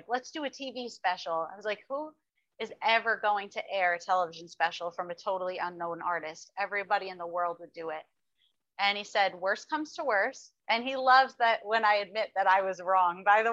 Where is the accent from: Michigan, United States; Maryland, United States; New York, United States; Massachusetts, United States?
New York, United States; Westchester County; also born or lived in Brooklyn, New York; I was born in Brooklyn, New York. The most country of places I know, and I grew up and I still am in Westchester County, New York.